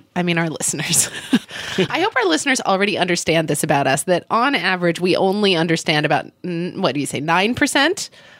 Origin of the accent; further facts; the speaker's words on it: Oklahoma City, Oklahoma, United States; I grew up in Oklahoma City.